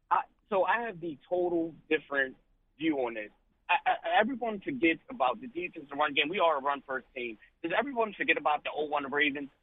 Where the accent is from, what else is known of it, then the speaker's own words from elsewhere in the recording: Philadelphia, Pennsylvania, United States; being a Philadelphian